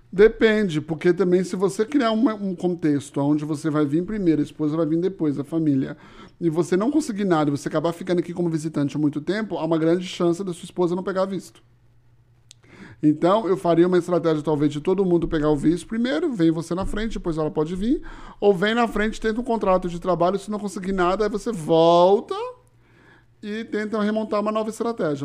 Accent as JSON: {"language": "Portuguese", "town": "Toronto", "region": "Ontario", "country": "Canada", "tie": "born or raised there", "said": "Eu nasci em Toronto e eu sou o canadense de meia tigela."}